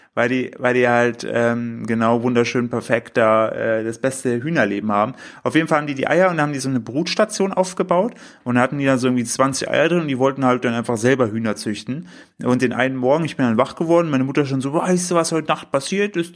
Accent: the easternmost tip of Thuringia, Germany; moved away; bin zu meinen Eltern gefahren in meine Heimat, in, den östlichsten Zipfel von Thüringen

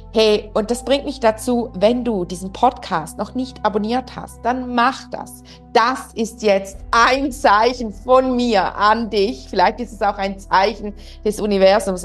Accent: Switzerland; accent: Swiss German; ich spreche Schweizerdeutsch normalerweise

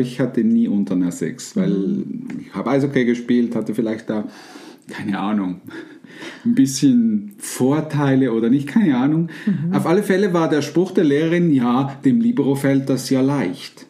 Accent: Switzerland; bei uns in der Schweiz

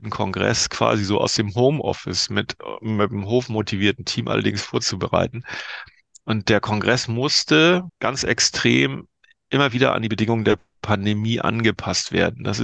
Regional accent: Northern Germany, Germany; Als, als Norddeutscher muss man sagen, war nicht ganz klein.

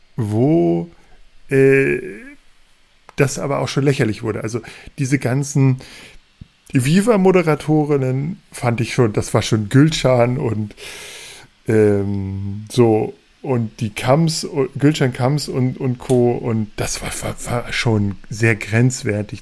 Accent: Hanover, Lower Saxony, Germany; als Hannoveraner

